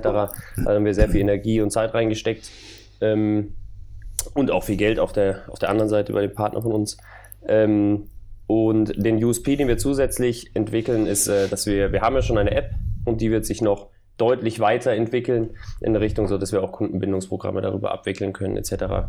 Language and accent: German; Munich, Bavaria, Germany; Ich komme eigentlich aus München